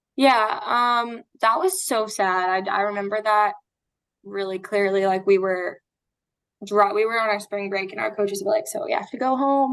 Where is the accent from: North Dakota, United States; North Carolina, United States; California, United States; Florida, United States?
Florida, United States; I'm from Florida and I stayed up in Boston